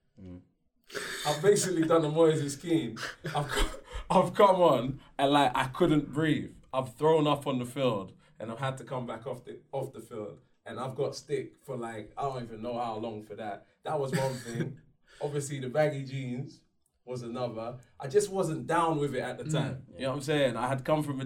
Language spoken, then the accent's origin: English; London, United Kingdom; I was from South London